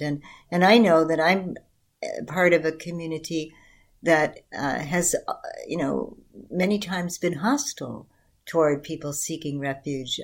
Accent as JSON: {"language": "English", "town": "Chicago", "region": "Illinois", "country": "United States", "said": "I come from a community on the southwest side of Chicago"}